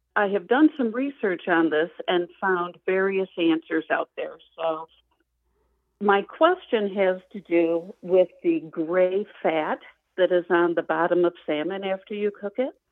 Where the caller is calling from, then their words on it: Traverse City, Michigan, United States; I am calling from Traverse City, Michigan today